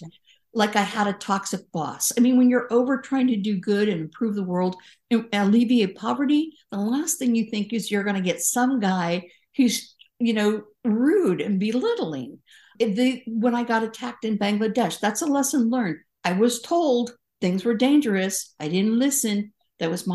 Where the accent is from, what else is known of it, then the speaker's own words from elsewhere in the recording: California, United States; I'm a Californian